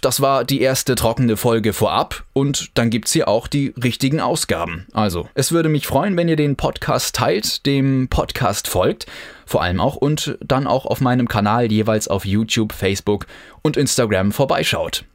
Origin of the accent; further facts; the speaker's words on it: Kiel, Schleswig-Holstein, Germany; Ich bin in Kiel geboren und aufgewachsen